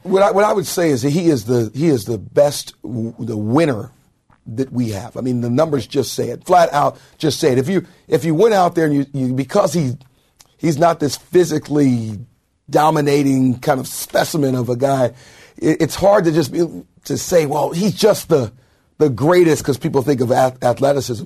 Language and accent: English; Anaheim, California, United States; I grew up in Anaheim.